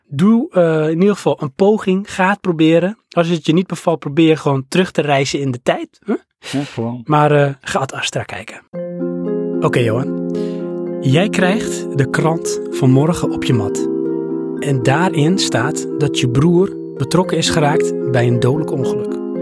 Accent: Netherlands; zijn we Hollanders

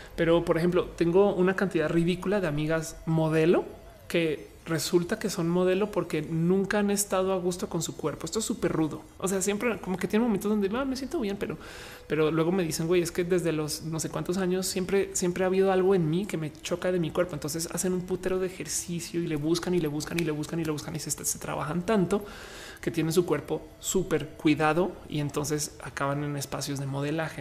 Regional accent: Colombia; now in Mexico; soy colombiana de paso, pero estoy en México

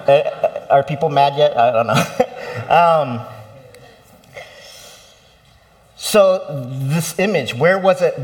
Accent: United States; I was born here, I'm American

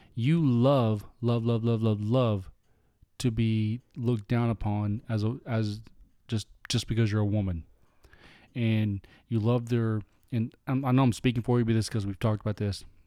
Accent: United States; We're American through and through

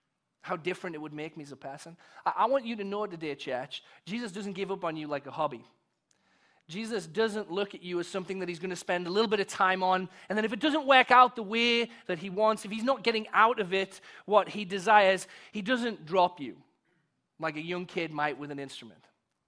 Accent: England, United Kingdom; now in United States; because I came here from England, and I had an accent, and people treated me like I was cool

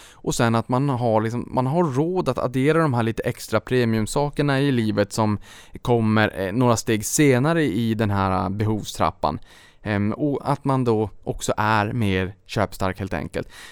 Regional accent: Norrbotten County, Sweden; Norrbotten där jag kommer ifrån

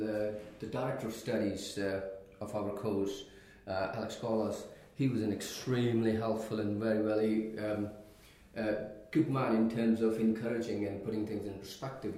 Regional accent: Pakistan; moved away as an adult; now in United Kingdom; I was born and bred in Pakistan.

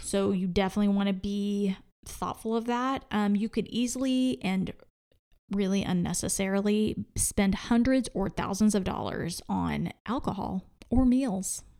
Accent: Oklahoma, United States; I'm from Oklahoma

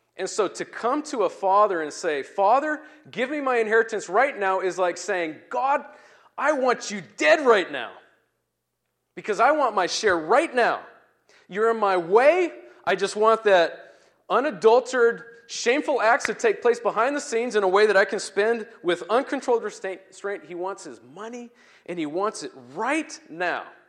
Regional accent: Turkey; now in Puyallup, United States; as I grew up in Turkey

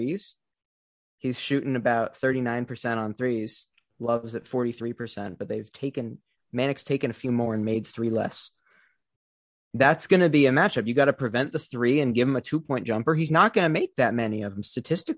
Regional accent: Philadelphia, Pennsylvania, United States; I'm from Philly

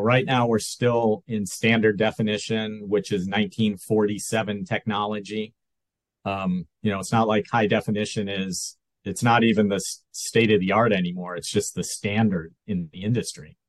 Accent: Rochester, New York, United States; moved away as an adult; also born or lived in Buffalo, New York / Fairport, New York; now in Santa Barbara, United States; i was um, born in in western new york grew up in western new york uh, spent spent some time in buffalo and then my family moved to rochester which is 90 miles east or or so um, so I grew up there, went to high school in Rochester

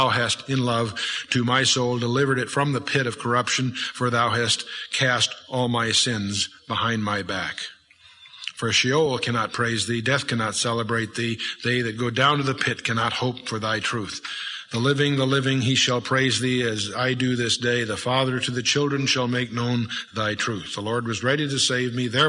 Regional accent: United States; I was raised by foreign-born parents, naturalized as American citizens

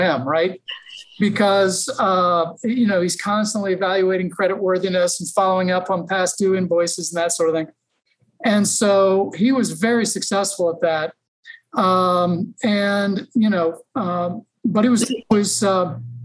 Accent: Westerville, Ohio, United States; I was born and raised in the Columbus, Ohio area. Actually grew up in a suburb called Westerville, Ohio.

